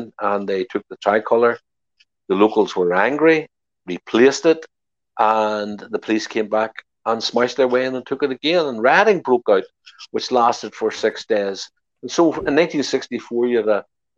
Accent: Belfast, Northern Ireland, United Kingdom; growing up in the Falls Road was an unbelievable political experience

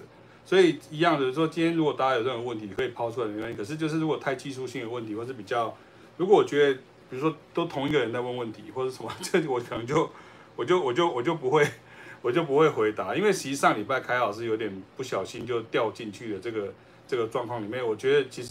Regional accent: Taiwan; 呃，我们台湾话叫做拉迪赛哈

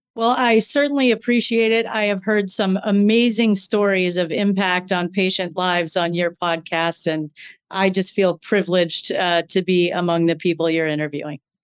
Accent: Ann Arbor, Michigan, United States; moved away as an adult; also born or lived in New Hampshire; in Ann Arbor, Michigan, where I was born long ago uh, as the youngest of a large Irish Catholic family.

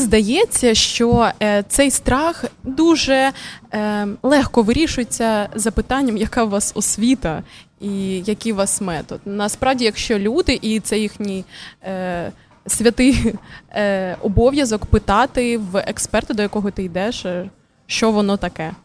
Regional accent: Kharkiv, Kharkiv Oblast, Ukraine; я з Харкова

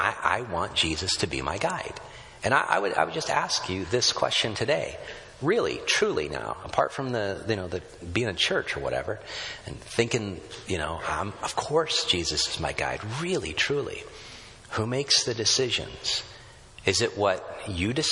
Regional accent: United States

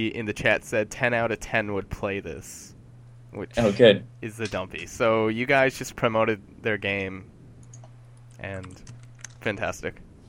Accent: Minnesota, United States; now in Orlando, United States; Well, I came from Minnesota, but I am in Orlando now.

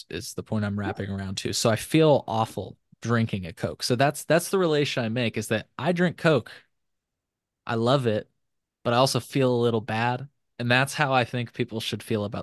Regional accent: Illinois, United States; You know, I'm from Illinois.

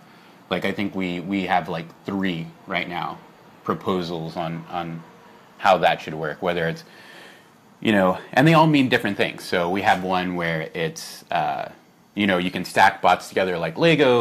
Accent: Houston, Texas, United States; now in San Francisco, United States; I'm actually from Houston

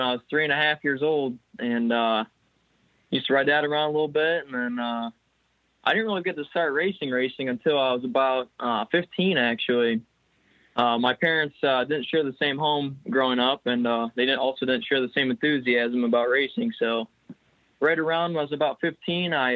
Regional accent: Medina, Ohio, United States; also born or lived in Akron, Ohio; I was born in Medina, Ohio.

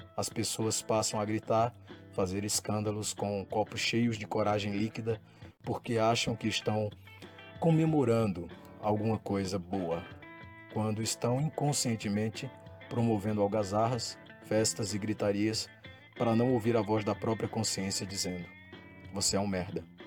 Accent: Panelas, Pernambuco, Brazil; born or raised there

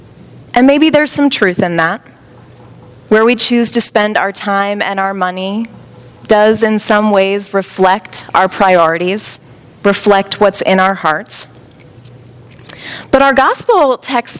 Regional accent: Baltimore, Maryland, United States; moved away; I'm originally from Baltimore

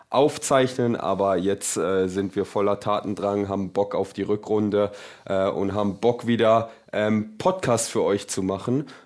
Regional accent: Salzburg, Austria; Genau, ich bin ja aus Salzburg.

